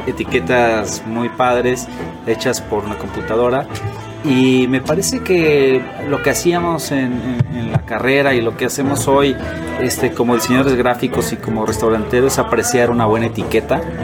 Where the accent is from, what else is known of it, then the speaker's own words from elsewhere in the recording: Mexico; no tenía esta cultura, eh, como mexicano